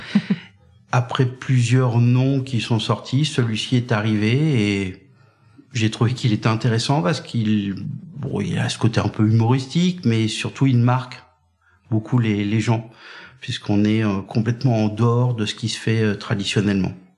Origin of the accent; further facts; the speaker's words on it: Brittany, France; moved away as an adult; also born or lived in Languedoc-Roussillon; Moi, je suis breton